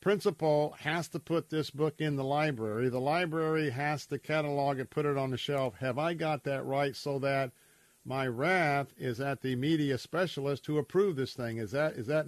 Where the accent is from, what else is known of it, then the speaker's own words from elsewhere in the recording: Tampa, Florida, United States; I was born and raised in Tampa